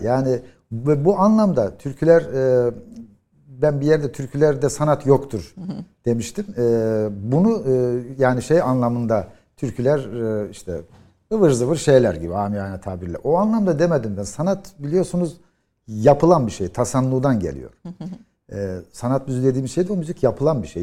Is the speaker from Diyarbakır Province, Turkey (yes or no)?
no; Yozgat, Yozgat Province, Turkey; bir Yozgatlı olarak